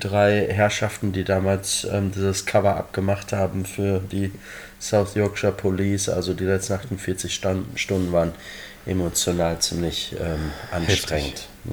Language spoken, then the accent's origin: German; Germany; born or raised there; moved away as an adult; now in Liverpool, United Kingdom